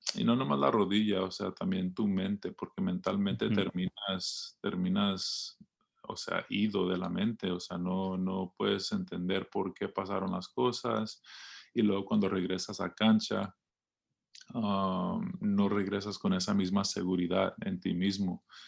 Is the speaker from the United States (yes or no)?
yes; Los Angeles, California, United States; creciendo en Los Ángeles